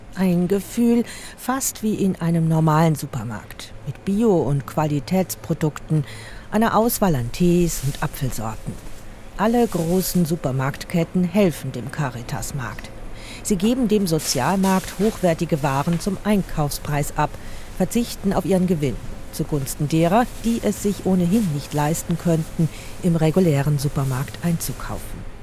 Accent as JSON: {"language": "German", "town": "Basel", "region": "Basel-Stadt", "country": "Switzerland", "tie": "born or raised there", "said": "Zurück an meinem Heimatort Basel"}